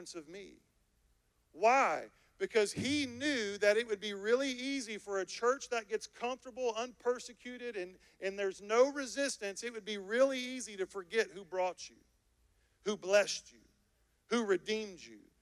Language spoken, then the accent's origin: English; United States; I am an American believer